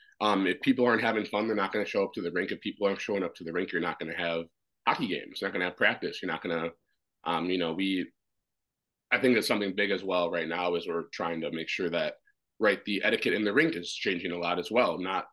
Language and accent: English; Washington, District of Columbia, United States; born there; And so I was born in Washington, D.C.